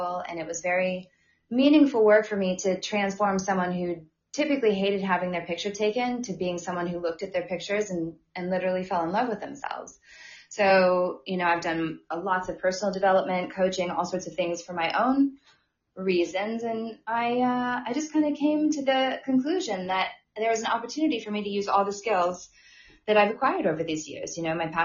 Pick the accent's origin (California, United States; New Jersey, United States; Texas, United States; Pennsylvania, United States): California, United States; moved away as an adult; also born or lived in New York City; I was born and raised in Lake Tahoe